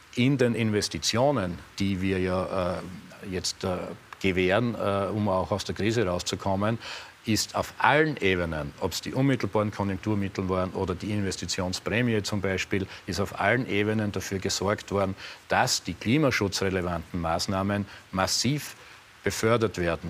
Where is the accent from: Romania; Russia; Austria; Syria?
Austria; Eastern Styria; in der Oststeiermark, wo ich aufgewachsen bin